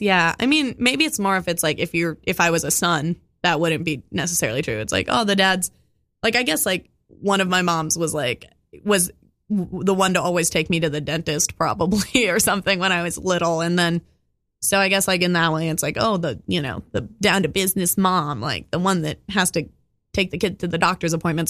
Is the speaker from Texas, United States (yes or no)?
no; Oakland, California, United States; I grew up in Oakland